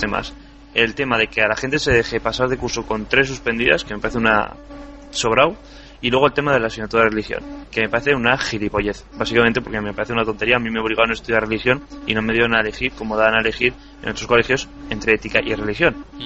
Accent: Navarre, Spain; yo en cambio soy de Navarra

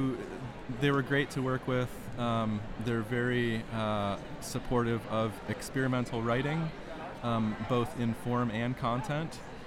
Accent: Burton, Ohio, United States; I'm from east of Cleveland in Geauga County, Burton, Ohio

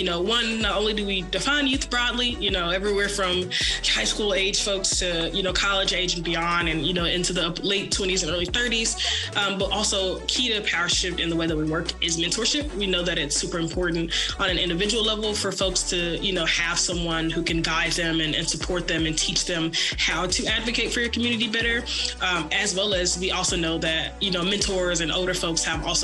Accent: Memphis, Tennessee, United States; moved away as an adult; now in Dallas, United States; I was born and raised in Memphis, so I am a Southerner through and through, but am currently based in Dallas, Texas

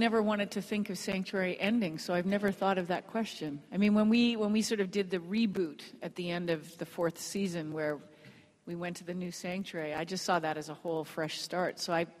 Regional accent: England, United Kingdom; because I'm from England originally, and I go back every year, and I grew up in a very British household. So, but my natural accent is this.

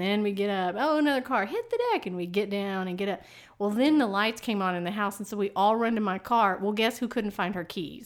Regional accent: East Texas, United States

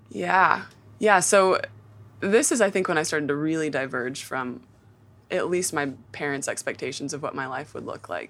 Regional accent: Nashville, Tennessee, United States; I'm just conveniently from Nashville

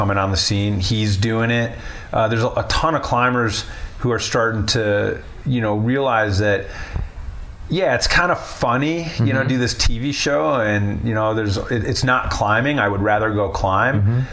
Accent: Chicago, Illinois, United States; moved away as an adult; also born or lived in Winnetka, Illinois; now in Colorado, United States; I grew up in Chicago

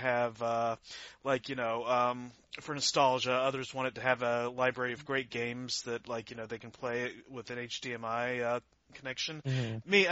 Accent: United States; now in Canada; I was born in the US.

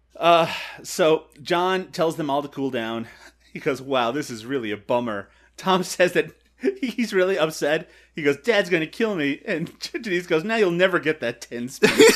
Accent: Canada; as a Canadian

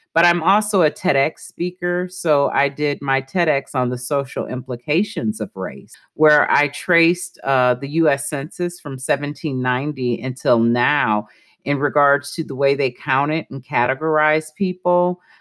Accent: Milwaukee, Wisconsin, United States; I'm originally from Milwaukee, Wisconsin

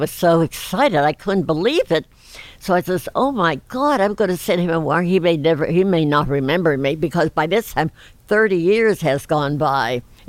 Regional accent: Pittsburgh, Pennsylvania, United States

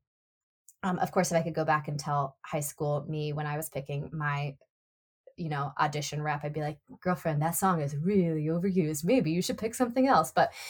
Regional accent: Nashville, Tennessee, United States; accent: Southern; But it was funny because I'm from Nashville and I've worked, you know, fairly hard to sort of neutralize my accent.

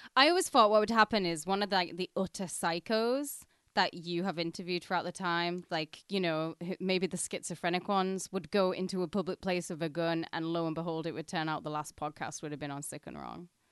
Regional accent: Penrith, North West England, United Kingdom; moved away; we're, we're going for a day out in my hometown

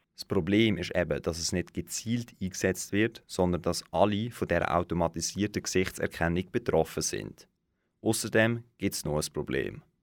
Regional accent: Switzerland; Bei uns in der Schweiz

